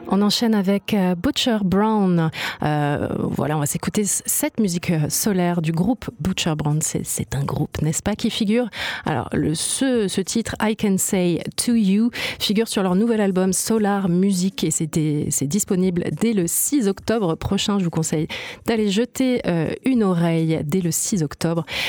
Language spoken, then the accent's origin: French; Marseille, Provence-Alpes-Côte d'Azur, France; par chez nous à Marseille